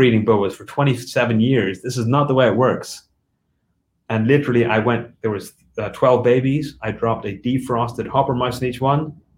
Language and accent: English; Ireland; also born or lived in United Kingdom; So, you know, growing up in Ireland and the UK, you don't feed live.